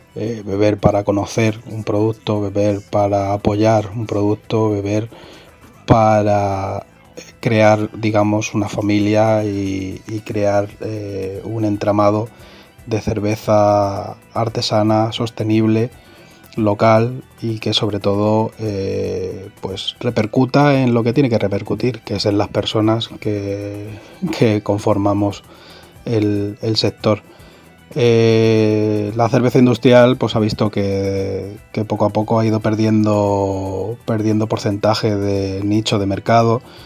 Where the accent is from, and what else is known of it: Spain